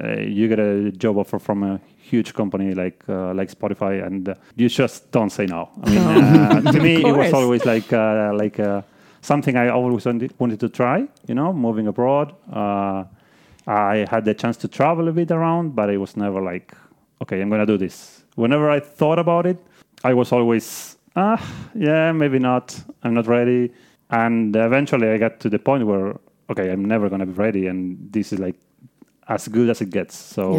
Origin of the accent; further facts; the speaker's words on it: Buenos Aires, Argentina; Like I came from Buenos Aires, which is a city with like, I don't know, maybe 8 million people.